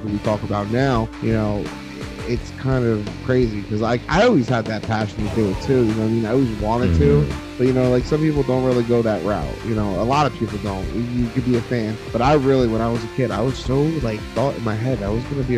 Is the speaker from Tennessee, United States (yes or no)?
no; New Jersey, United States; I'm from Jersey